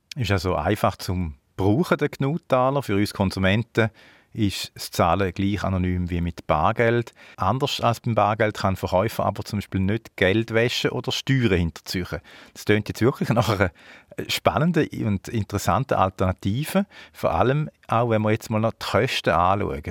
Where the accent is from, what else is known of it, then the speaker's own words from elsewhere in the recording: Switzerland; bei uns in der Schweiz